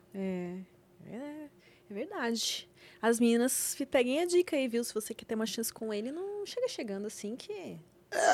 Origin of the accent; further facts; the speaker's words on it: Rio Grande do Sul, Brazil; eu sou gaúcha